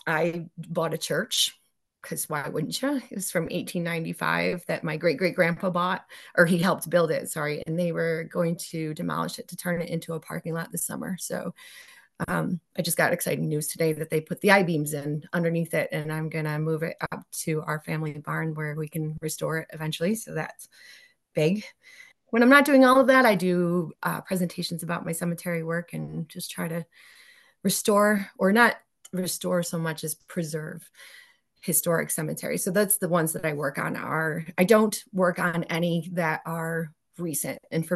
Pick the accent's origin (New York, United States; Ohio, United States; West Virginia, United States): New York, United States; So I'm from Central New York. So in our county, there's something like 280 something cemeteries, which is insane.